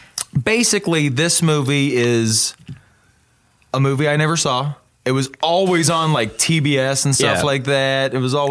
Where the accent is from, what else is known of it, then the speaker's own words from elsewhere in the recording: the South, United States; I was raised in the South.